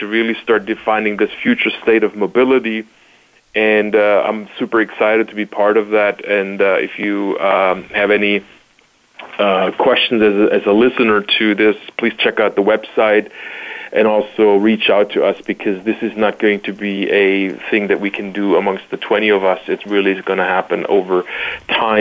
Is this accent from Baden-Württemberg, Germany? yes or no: yes; Stuttgart, Baden-Württemberg, Germany; now in Chicago, United States; I was originally born and raised in Stuttgart, Germany, but have now made Chicago my home